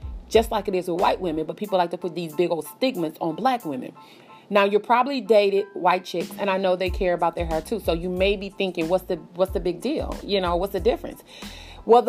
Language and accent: English; the South, United States; Now, I'm from the South